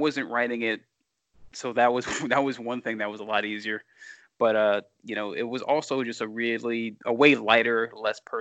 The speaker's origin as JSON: {"language": "English", "region": "Louisiana", "country": "United States", "tie": "born or raised there", "said": "I'm born and raised in Louisiana."}